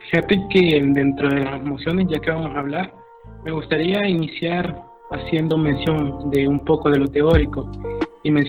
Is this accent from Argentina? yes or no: no; El Salvador